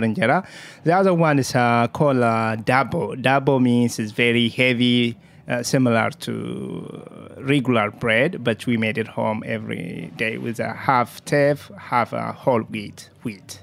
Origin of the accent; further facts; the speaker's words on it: Jimma, Oromia, Ethiopia; English is a second language; also born or lived in Kenya; now in New York City, United States; I came from Ethiopia. Uh, it's very small village called, uh, the estate called Jima